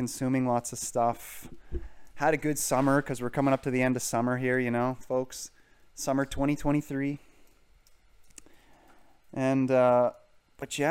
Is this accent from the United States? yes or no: no; United Kingdom; now in Canada; I am British